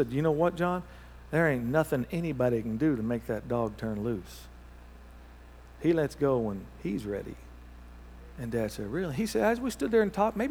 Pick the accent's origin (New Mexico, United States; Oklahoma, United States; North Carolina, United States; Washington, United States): Oklahoma, United States; Thackerville; moved away; Then you know where Thackerville is, all right? That's my hometown